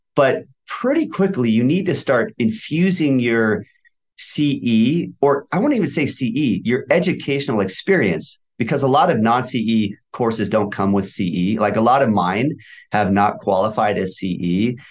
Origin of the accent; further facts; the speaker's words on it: Valencia, California, United States; also born or lived in Thousand Oaks; I grew up in Valencia, which is probably thirty minutes away from you also